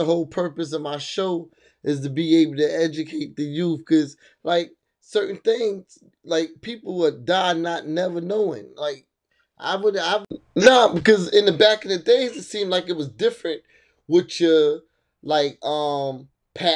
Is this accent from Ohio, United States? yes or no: no; New Jersey, United States; I grew up in Jersey